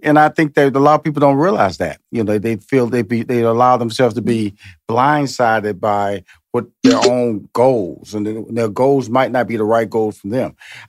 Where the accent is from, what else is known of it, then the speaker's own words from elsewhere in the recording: Houston, Texas, United States; now in Atlanta, United States; And presently I've been in Atlanta since 2007. So it's about 15 years here. But I'm originally from Houston, Texas.